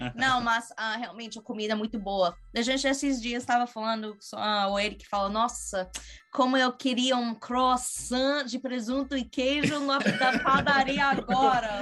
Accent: United States; Portuguese is a second language; also born or lived in Brazil / Australia; eu sou norte-americana

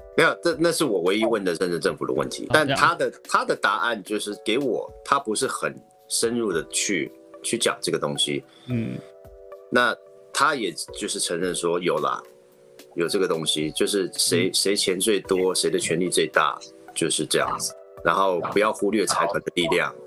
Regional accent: United States; now in Taiwan; 像我是美民，美，美国长大的嗯。我受过教育，我受过美国教育跟他们的文化洗礼

